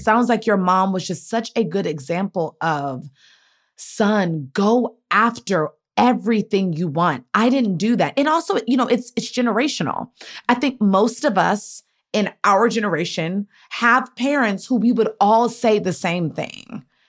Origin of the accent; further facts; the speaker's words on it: Maryland, United States; I'm a from Maryland